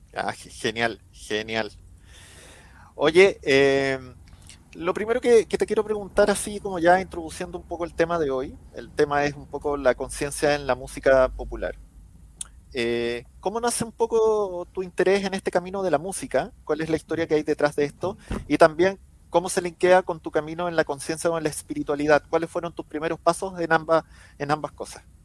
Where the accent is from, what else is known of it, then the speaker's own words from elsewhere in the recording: Chile; yo estoy transmitiendo hoy en día desde Chile